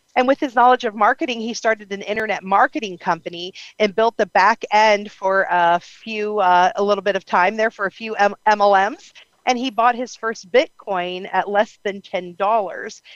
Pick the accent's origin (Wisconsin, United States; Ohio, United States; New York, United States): Ohio, United States; I'm from Ohio